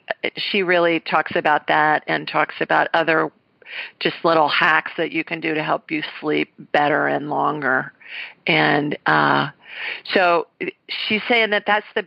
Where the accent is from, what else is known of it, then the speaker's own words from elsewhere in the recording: Columbus, Ohio, United States; I'm from Columbus, Ohio, and I graduated from the Ohio State University